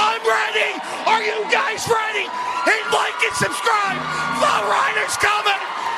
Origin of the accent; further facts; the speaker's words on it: Philadelphia, Pennsylvania, United States; I'm from Bridesburg.